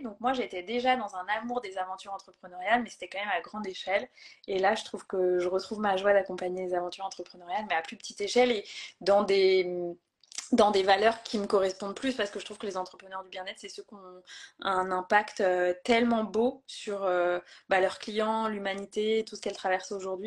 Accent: Brittany, France; moved away as an adult; now in Vannes, France; Je vis à Vannes, en Bretagne, près de là où j'ai grandi

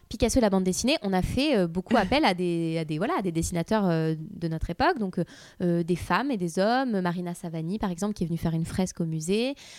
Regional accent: Nice, Provence-Alpes-Côte d'Azur, France; moved away; also born or lived in Paris; je suis, suis euh, juste d'à côté de Nice. Je suis niçoise d'origine.

